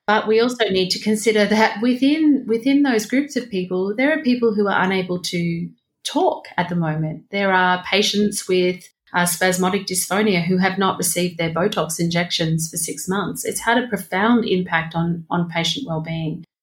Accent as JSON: {"language": "English", "region": "Victoria", "country": "Australia", "said": "my state, Victoria"}